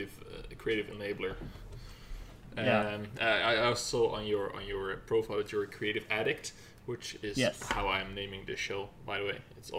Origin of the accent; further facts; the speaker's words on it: Netherlands; moved away; I'm Dutch, right? So I'm from Netherlands.